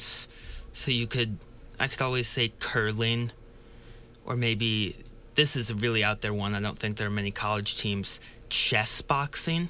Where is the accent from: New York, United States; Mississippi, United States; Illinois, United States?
Illinois, United States; Chicago; Coming from Chicago